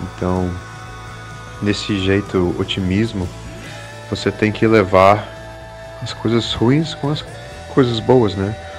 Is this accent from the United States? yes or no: yes; United States; now in Brazil; crescendo lá nos Estados Unidos, eu sempre quis ser americano. Eu sempre quis me encaixar. Eu era imigrante, de família imigrante